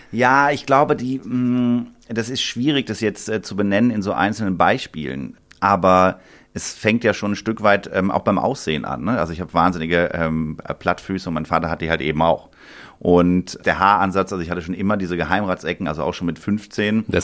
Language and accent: German; Bonn, North Rhine-Westphalia, Germany; born there; Ich komme, genau, ich bin in Bonn geboren, im Johanniter Krankenhaus im äh, Januar 1982.